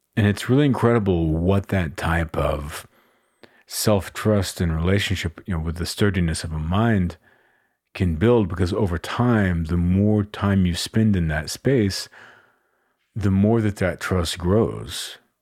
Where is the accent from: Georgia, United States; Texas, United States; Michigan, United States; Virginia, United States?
Texas, United States; Austin; I live in and I'm from Austin, Texas